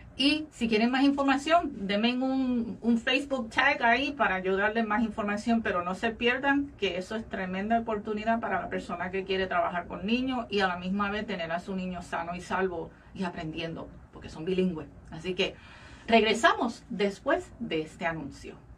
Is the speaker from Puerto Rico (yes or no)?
yes; Puerto Rico; now in Florida, United States; nuestro país, de nuestro país natal, Puerto Rico